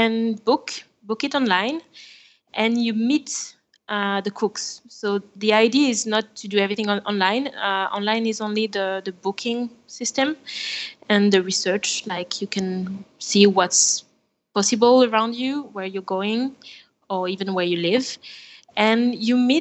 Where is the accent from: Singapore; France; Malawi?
France; accent: French; English is a second language; now in Buenos Aires, Argentina; I'm French. Maybe you can hear my accent.